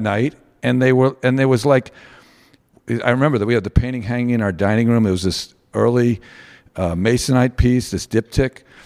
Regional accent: New York, United States; We grew up in New York in the, um, early seventies

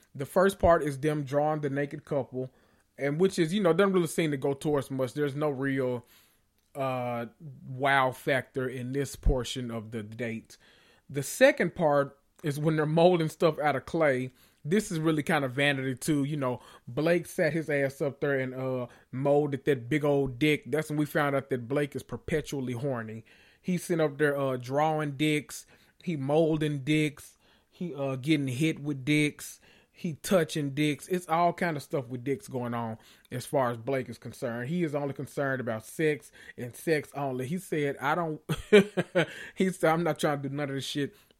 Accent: the South, United States; I'm from the South

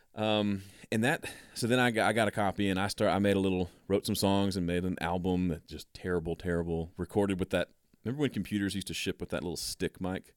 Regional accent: Mississippi, United States; moved away as an adult; also born or lived in Tennessee; I grew up in Mississippi

